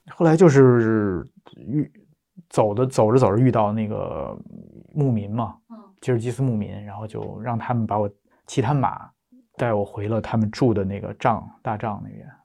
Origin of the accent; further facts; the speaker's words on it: Beijing, China; 从小在北京出生长大，然后上学读书